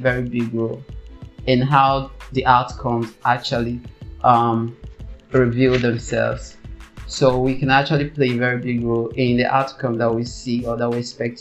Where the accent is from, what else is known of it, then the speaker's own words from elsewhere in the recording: Nigeria; I'm from Nigeria